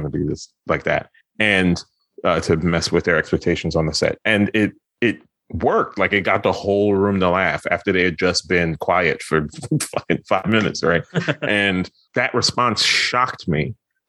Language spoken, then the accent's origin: English; New York, United States; moved away as an adult; also born or lived in Philadelphia; I'm from Brooklyn originally.